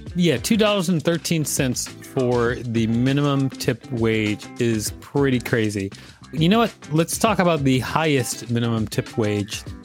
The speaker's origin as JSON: {"language": "English", "town": "Minneapolis", "region": "Minnesota", "country": "United States", "said": "I'm from Minnesota and Minneapolis specifically"}